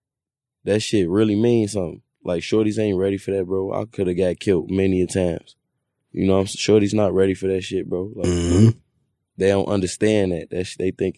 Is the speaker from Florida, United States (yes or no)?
no; Chicago, Illinois, United States; I'm from East Side